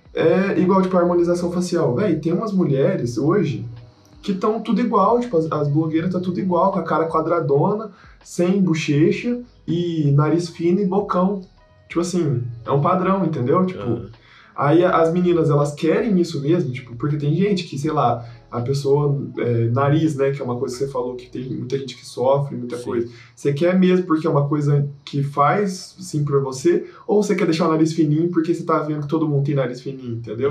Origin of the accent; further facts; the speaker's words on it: Minas Gerais, Brazil; eu sou mineiro